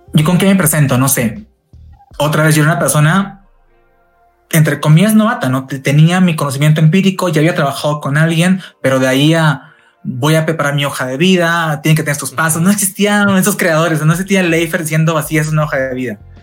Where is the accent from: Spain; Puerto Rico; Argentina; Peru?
Peru; Tacna; now in Mexico; mi ciudad natal, Perú, Tacna